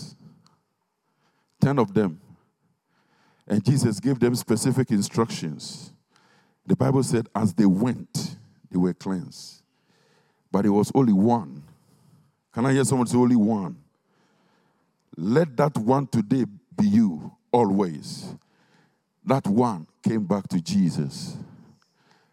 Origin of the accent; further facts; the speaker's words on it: Ghana; now in Stevenage, United Kingdom; When we were growing up in Ghana in those days